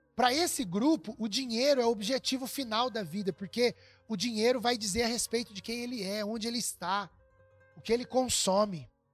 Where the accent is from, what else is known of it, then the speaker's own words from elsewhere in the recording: Brazil; a gente é brasileiro também